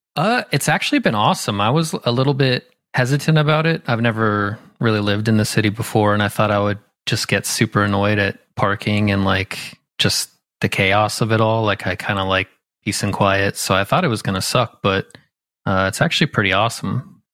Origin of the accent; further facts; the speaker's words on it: Southern California, United States; now in Philadelphia, United States; I grew up in Southern California, um, like an hour south of L